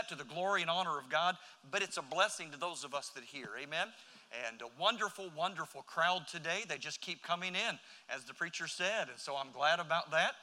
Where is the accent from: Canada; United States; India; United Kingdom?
United States; Florida; moved away; I was from Florida